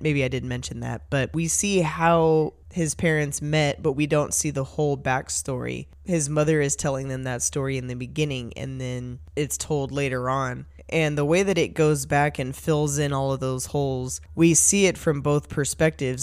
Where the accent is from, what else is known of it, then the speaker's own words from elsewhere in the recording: Bay Area, California, United States; I grew up in the Bay Area